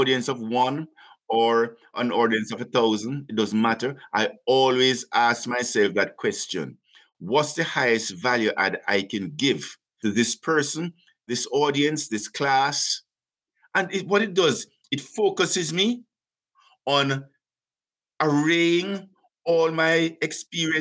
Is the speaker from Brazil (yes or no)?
no; Jamaica; moved away as an adult; now in Canada; being a young Jamaican, 26, in Canada